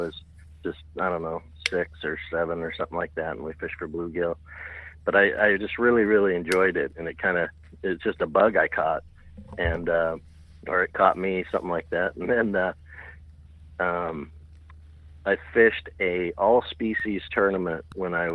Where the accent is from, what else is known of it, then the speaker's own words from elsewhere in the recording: Salt Lake City, Utah, United States; also born or lived in Southern Illinois; I grew up in Salt Lake